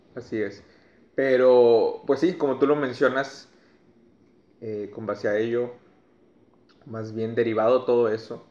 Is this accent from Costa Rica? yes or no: no; Mexico; como mexicanos